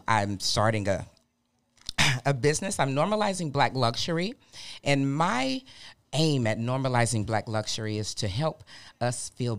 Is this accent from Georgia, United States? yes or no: yes; Fort Valley, Georgia, United States; also born or lived in Baton Rouge, Louisiana; I'm originally from Fort Valley, Georgia.